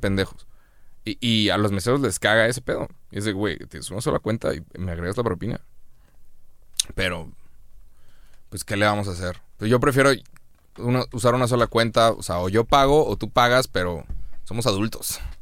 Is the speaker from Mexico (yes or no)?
yes; Monterrey, Nuevo León, Mexico; pues de Monterrey